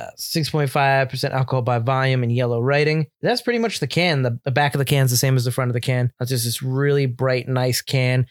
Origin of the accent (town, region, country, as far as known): Milford, Connecticut, United States; born or raised there